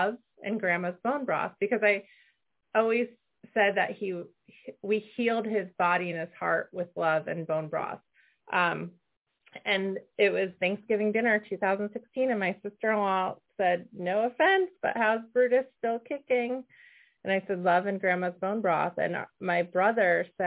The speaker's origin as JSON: {"language": "English", "region": "Connecticut", "country": "United States", "tie": "born or raised there", "said": "when we were growing up in Connecticut"}